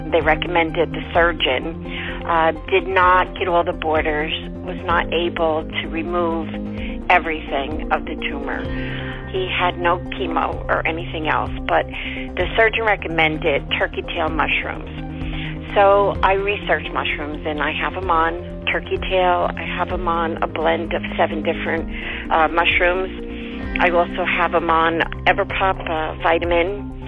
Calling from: New Jersey, United States; I'm from New Jersey.

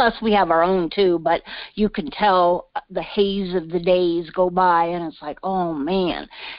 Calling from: Colorado Springs, Colorado, United States; I'm coming from Colorado Springs, and this is my very first time ever talking with you.

